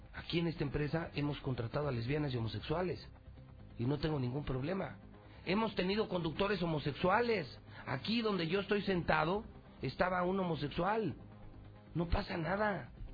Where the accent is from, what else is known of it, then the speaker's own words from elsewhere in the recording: Mexico; como mexicano